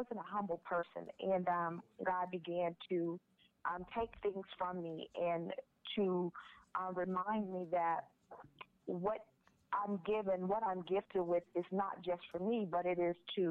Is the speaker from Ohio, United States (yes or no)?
no; Houston, Texas, United States; moved away as an adult; leave my hometown, Houston, Texas, to relocate